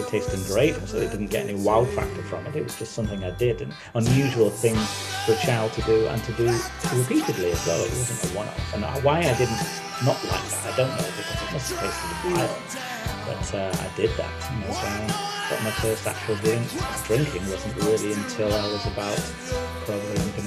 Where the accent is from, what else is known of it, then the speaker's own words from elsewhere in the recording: Manchester, North West England, United Kingdom; I grew up in Manchester. A few different places, but the Manchester I remember was a place called Stretford in Manchester